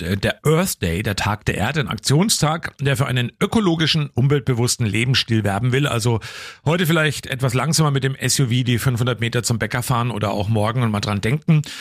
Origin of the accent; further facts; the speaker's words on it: Coburg, Bavaria, Germany; bei uns damals, wo wir aufgewachsen sind in Coburg-Neusses, Glenter Straße, da waren wir eben auch mal dann am Wochenende an so einer Baustelle unterwegs spielen.